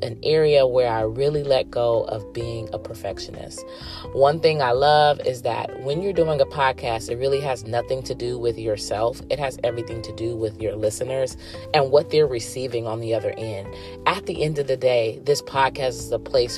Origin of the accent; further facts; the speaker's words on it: California, United States; I was born and raised in California and still currently residing in California